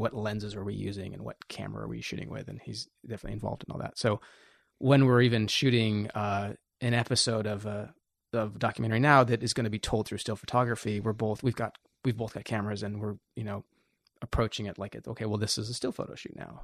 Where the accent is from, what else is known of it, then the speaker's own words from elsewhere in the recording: Portland, Oregon, United States; moved away as an adult; I was coming from Portland